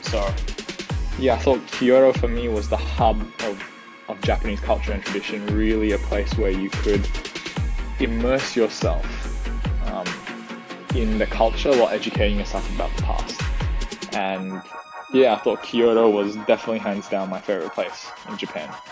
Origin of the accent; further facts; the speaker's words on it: Singapore; my own childhood growing up in Singapore.